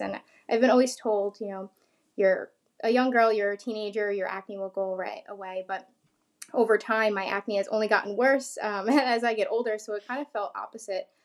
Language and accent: English; New York, United States; I'm from New York